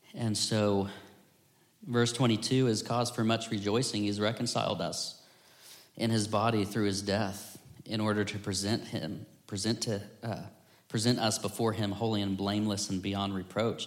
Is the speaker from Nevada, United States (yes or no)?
no; Florida, United States; growing up in Florida